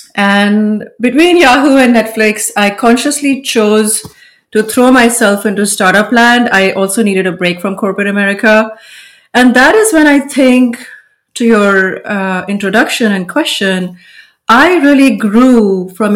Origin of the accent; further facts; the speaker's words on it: India; moved away as an adult; now in United States; Growing up in India, we didn't even know graphic design